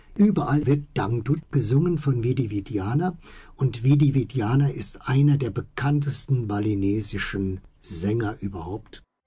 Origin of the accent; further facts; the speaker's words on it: Germany; also born or lived in Hemer; now in Bali, Indonesia; auch als Deutsche